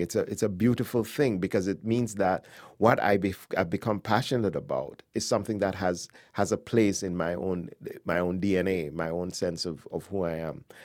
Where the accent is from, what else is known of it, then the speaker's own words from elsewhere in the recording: Jamaica; moved away as an adult; also born or lived in Accra, Ghana / England; I spent most of my, the rest of my childhood and early adulthood in Jamaica